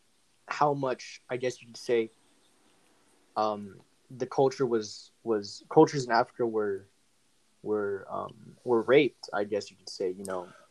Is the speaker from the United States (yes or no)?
no; Philippines; I'm Filipino